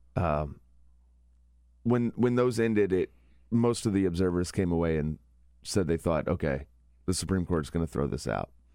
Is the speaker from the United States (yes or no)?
yes; Kentucky, United States; moved away; my home state, where I went to college, in that district